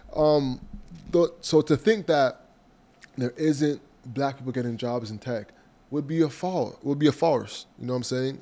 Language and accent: English; Toronto, Ontario, Canada; I was from Malvern